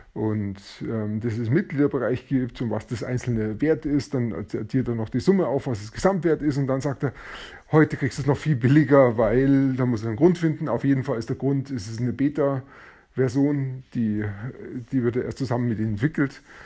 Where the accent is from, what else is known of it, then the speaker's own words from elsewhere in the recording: Germany; bei uns in Deutschland